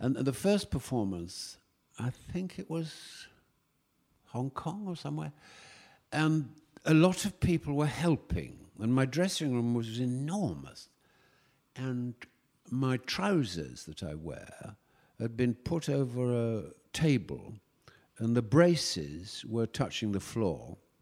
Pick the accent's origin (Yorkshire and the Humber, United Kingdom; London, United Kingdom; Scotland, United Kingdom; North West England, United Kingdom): Yorkshire and the Humber, United Kingdom; York; moved away; I went back to York, my hometown